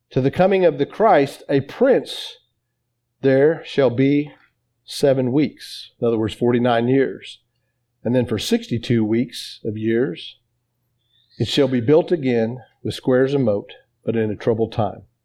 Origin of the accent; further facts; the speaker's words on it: Oklahoma, United States; I'm from Oklahoma.